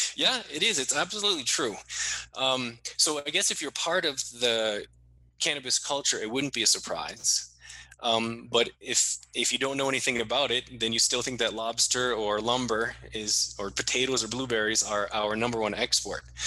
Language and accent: English; Maine, United States; my home state of Maine